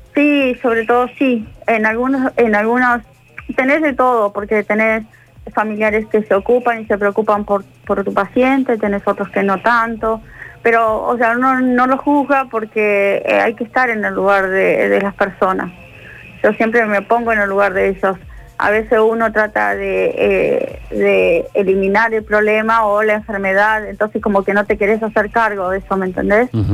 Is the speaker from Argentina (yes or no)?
yes; Bariloche, Río Negro, Argentina; moved away as an adult; now in Córdoba, Argentina; yo vengo de Bariloche, yo no soy de acá de Córdoba y Córdoba me abrió las puertas. Eh, vine hace 11 años